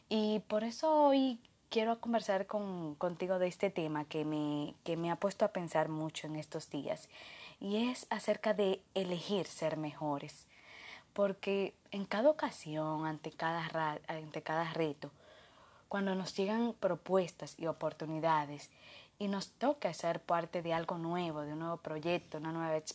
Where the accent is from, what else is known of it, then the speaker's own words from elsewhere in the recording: Dominican Republic; de República Dominicana, psicólogo organizacional especialista en gestión humana y felicidad laboral